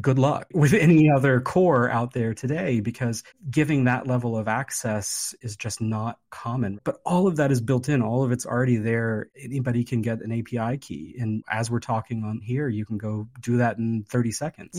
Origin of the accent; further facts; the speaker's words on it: West Virginia, United States; now in Hawaii, United States; I grew up in West Virginia